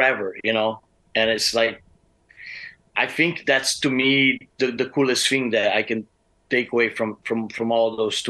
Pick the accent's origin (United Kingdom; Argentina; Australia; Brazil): Brazil; moved away as an adult; now in Arizona, United States; I'm from Brazil